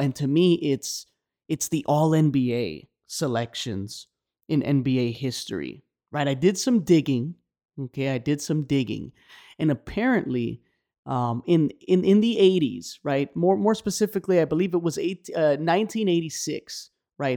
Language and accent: English; Miami, Florida, United States; I was born in Miami, Florida, as I've said many times before on the pod. And so, you know, I've been here my whole life